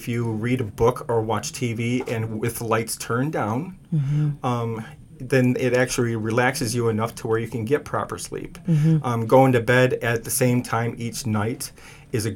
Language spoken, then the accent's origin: English; Michigan, United States; moved away as an adult; now in Columbus, United States; I'm originally from Michigan. I moved here about 15 years ago